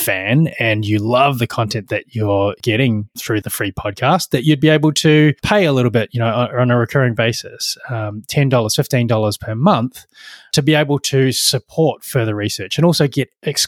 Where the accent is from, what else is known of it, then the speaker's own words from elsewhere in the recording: Dunedin, Otago, New Zealand; I grew up in Dunedin, which is actually, you know, when most people visit New Zealand, they don't get as far as Dunedin, but Dunedin is the southernmost major city in New Zealand.